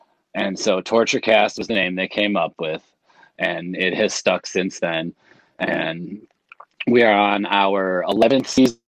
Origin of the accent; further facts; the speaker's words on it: Chicago, Illinois, United States; I was born and raised in Chicago, which is half a country away, half a continent away from San Francisco